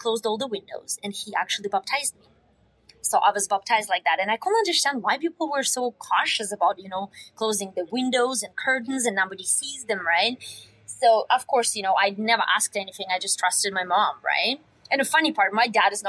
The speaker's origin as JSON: {"language": "English", "country": "Russia", "tie": "born or raised there", "second_language": "English", "moved": "yes", "lives_now": "Canada"}